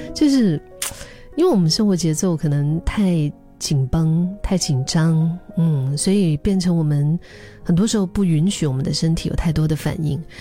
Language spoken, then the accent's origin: Chinese; Dali, Yunnan, China; now in Singapore; 回到大理，我的老家